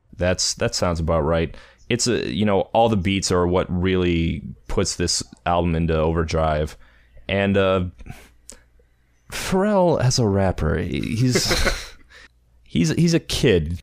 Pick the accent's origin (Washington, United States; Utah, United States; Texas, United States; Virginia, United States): Virginia, United States; Virginia Beach; I grew up again in Virginia Beach